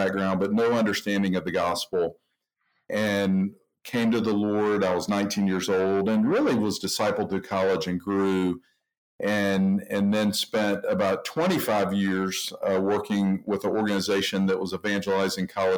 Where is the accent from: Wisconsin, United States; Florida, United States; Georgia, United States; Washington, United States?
Georgia, United States; Atlanta; now in Indianapolis, United States; I live in Indianapolis, but grew up in Atlanta, Georgia